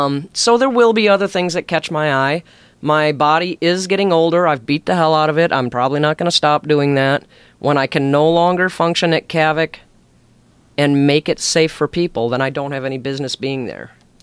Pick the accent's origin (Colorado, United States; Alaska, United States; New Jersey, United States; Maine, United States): Alaska, United States; also born or lived in Chicago; Well, I was born in Chicago. And at a very early age, my mom was leaving my dad. And back then, divorce still wasn't very popular, but she left him, brought us up to Alaska, and then she left to go do her own thing.